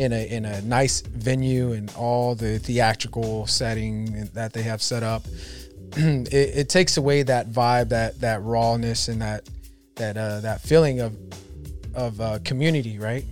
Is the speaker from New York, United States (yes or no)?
no; Sacramento, California, United States; I grew up in Oak Park, which is like the hood of Sacramento, hood. right? South Sacramento